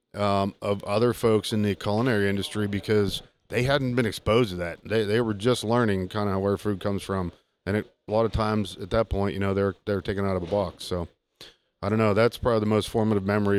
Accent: Southwest Pennsylvania, United States; I grew up with it in Southwest PA with my granddad

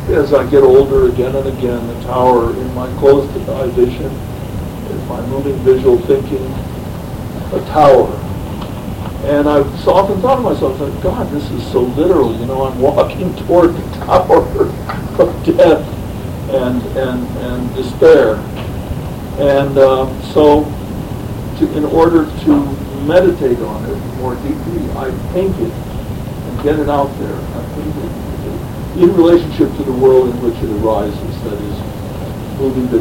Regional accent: United States; as an American patriot

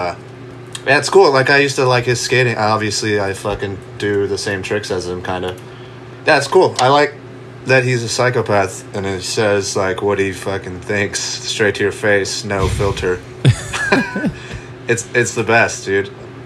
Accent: Buffalo, New York, United States; moved away as an adult; also born or lived in Charleston, South Carolina; I moved from Buffalo when I was like 19

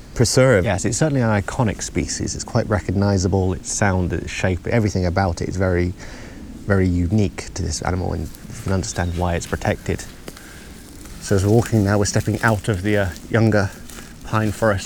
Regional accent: England, United Kingdom; moved away as an adult; now in Uppsala, Sweden; I come from England

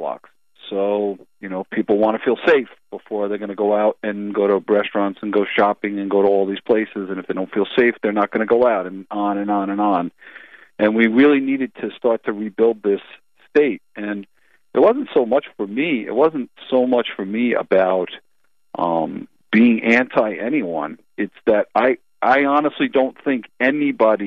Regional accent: Long Island, New York, United States; also born or lived in Brooklyn, New York; I've lived in New York my whole life. I was born in Brooklyn, and then we moved out to Long Island.

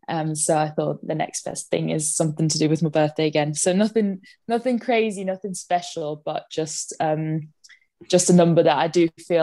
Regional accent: Vienna, Austria; now in Manchester, United Kingdom; I'm originally from Vienna, Austria, and I currently live in Manchester, England.

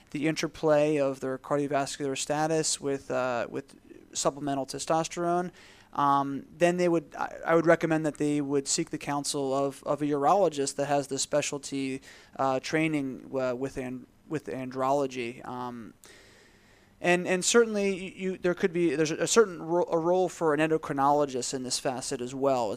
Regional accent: Philadelphia, Pennsylvania, United States; moved away as an adult; also born or lived in Tampa, Florida; I grew up in the Philadelphia area.

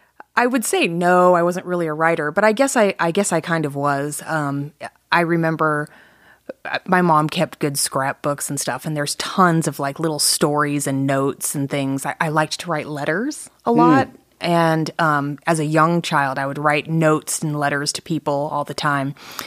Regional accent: Atlanta, Georgia, United States; I claim that I'm from Atlanta, Georgia, because that's where I lived the most times and where I graduated from high school. But I've lived all over the place.

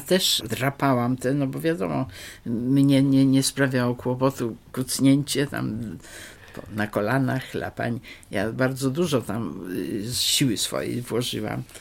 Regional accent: Wrocław, Lower Silesian Voivodeship, Poland; also born or lived in Skorzelec/Gorzelec (village); później tu już jesteśmy we Wrocławiu. Wrocławiu zamieszkaliśmy w takim domu przy ulicy Piastowskiej

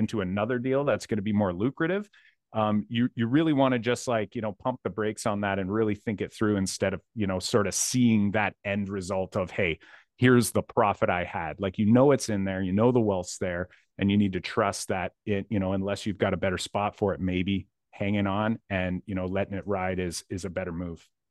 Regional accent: Windsor, Ontario, Canada; I'm from Windsor, Ontario

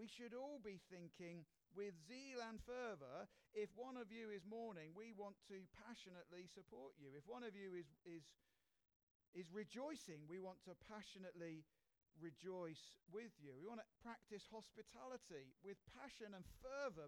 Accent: United Kingdom; we're British

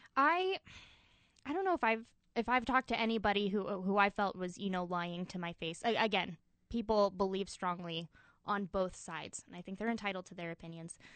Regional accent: Gallup, New Mexico, United States; Gallup, New Mexico. It's home

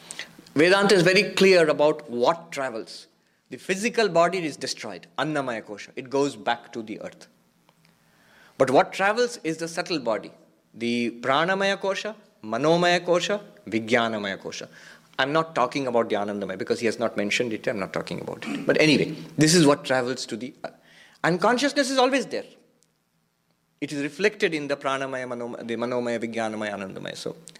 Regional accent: California, United States; The ego, I am a man, I am an American, I'm a Californian, I was about to say Texan, because I was in Texas last week

